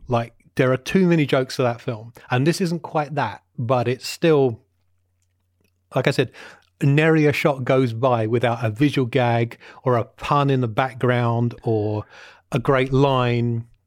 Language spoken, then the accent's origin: English; Watford, East of England, United Kingdom; my hometown of Watford in Hertfordshire